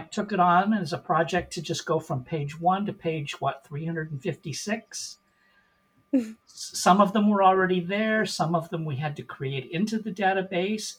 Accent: Portland, Oregon, United States; moved away as an adult; also born or lived in Seattle, Washington; now in Indianapolis, United States; born and raised in Portland, Oregon

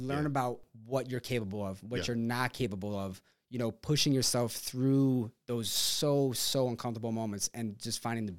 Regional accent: Rockaway, New York, United States; I remember thinking about growing up in Rockaway. I mean, we had scoreboards, we had jerseys, picture day, and we never had to worry about umpiring or equipment.

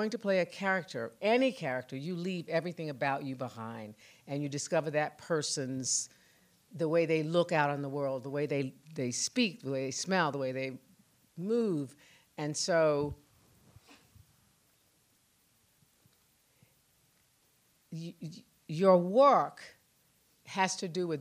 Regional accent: Tulsa, Oklahoma, United States; I was 8 years old growing up in Tulsa

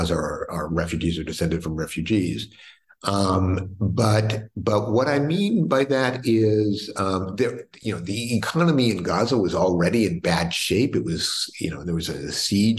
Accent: United States; as an American

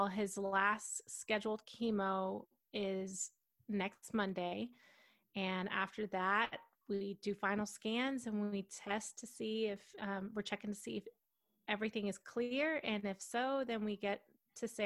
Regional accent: Allen, Texas, United States; I grew up in Texas my whole life in a little, well, it's a small town, Allen, Texas

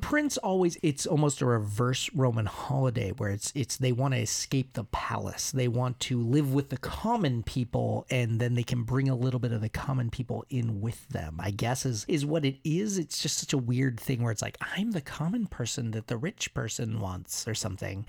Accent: United States; I'm American

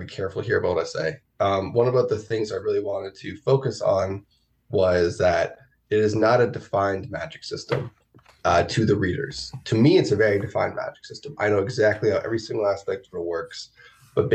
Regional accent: New York, United States; I grew up in New York around 9/11, and I was a kid.

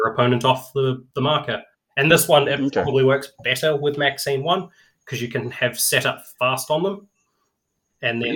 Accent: New Zealand; being a New Zealander

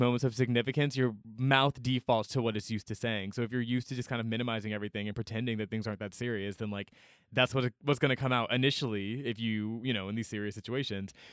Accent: Atlanta, Georgia, United States; growing up in Atlanta, I was always surrounded by black people

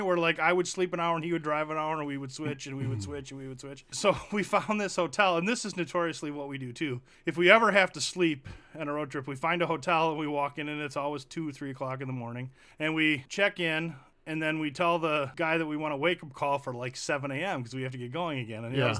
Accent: Janesville, Wisconsin, United States; And we're from Wisconsin.

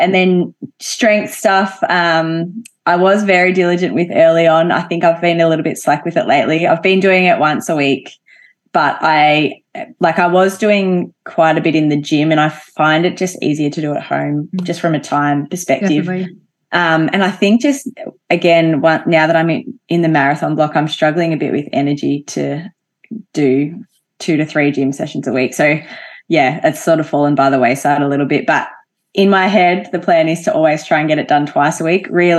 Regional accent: Albury, New South Wales, Australia; Yeah, so Albury's a very sporty town, I would say, but big football, netball town, basketball, hockey, all of those team sports are quite popular there.

